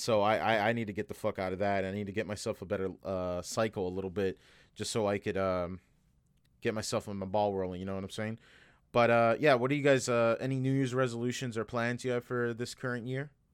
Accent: United States; as an American

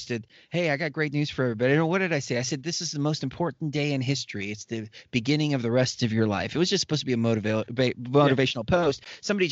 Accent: United States; I'm American

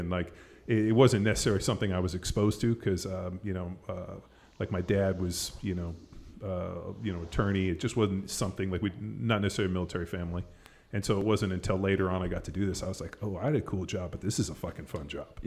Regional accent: Palos Verdes, California, United States; moved away; also born or lived in Newport Beach; I grew up in Palos Verdes

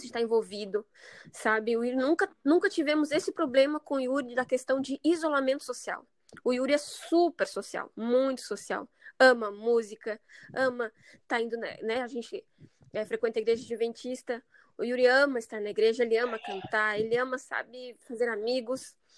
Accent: Rio Grande do Sul, Brazil; moved away as an adult; also born or lived in Cascavel, Paraná; now in São José, Brazil; nós somos do Rio Grande do Sul, somos gaúcho

